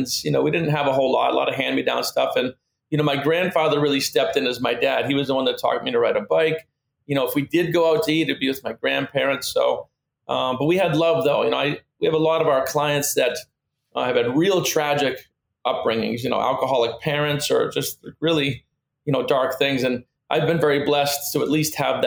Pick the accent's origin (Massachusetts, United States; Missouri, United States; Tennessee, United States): Massachusetts, United States; moved away as an adult; also born or lived in Pennsylvania; now in Delray Beach, United States; my mom took me and my brother back to Massachusetts, where I spent the last 50 years.